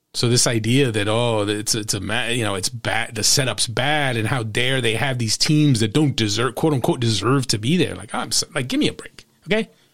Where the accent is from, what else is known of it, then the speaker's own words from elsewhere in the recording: New Jersey, United States; in my home state